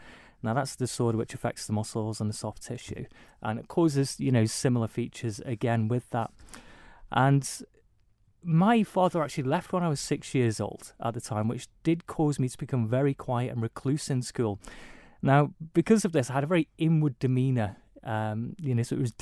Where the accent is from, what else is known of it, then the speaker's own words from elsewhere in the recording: Isle of Man; growing up on the Isle of Man